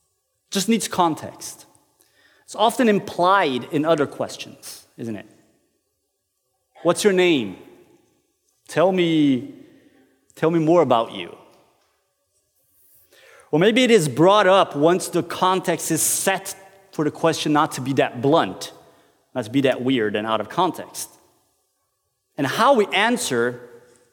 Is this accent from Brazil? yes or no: yes; Brazil; moved away as an adult; now in Norway; I'm from Brazil, and I have been living in Norway for over a decade.